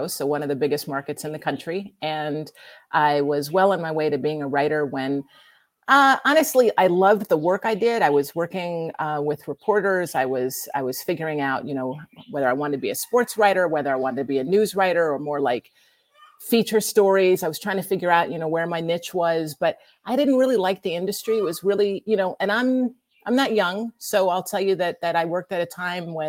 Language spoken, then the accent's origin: English; New York City, New York, United States; I grew up in New York and both my parents were writers